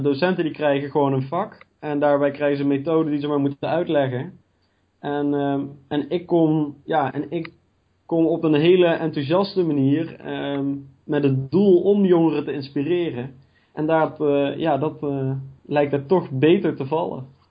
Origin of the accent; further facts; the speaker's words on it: Gennep, Limburg, Netherlands; moved away as an adult; now in Nijmegen, Netherlands; Ik kom zelf uit Gennep. Dat is het noordelijkste puntje van Limburg